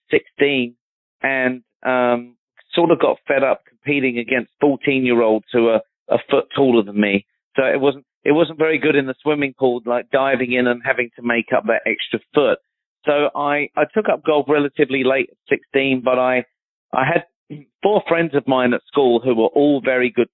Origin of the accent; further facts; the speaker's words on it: Surrey, South East England, United Kingdom; moved away; I grew up one county away from Justin. He's from Hampshire, and I'm from Surrey, back in London